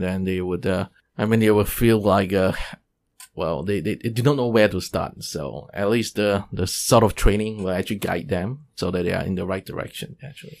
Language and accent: English; Singapore; moved away as an adult; now in Taiwan; I'm from Singapore